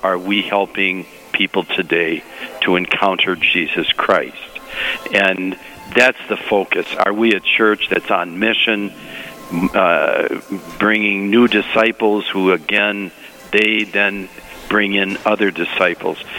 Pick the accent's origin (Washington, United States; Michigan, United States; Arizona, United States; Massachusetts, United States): Michigan, United States; Detroit; moved away; I, I am from the Lower East Side of Detroit